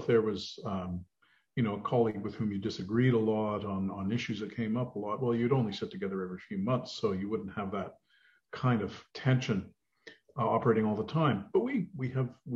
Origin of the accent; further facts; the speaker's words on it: northern British Columbia, Canada; moved away as an adult; also born or lived in Vancouver / Victoria / Edmonton; now in Ottawa, Canada; I'm from the West. I was raised in a very small rural community in northern British Columbia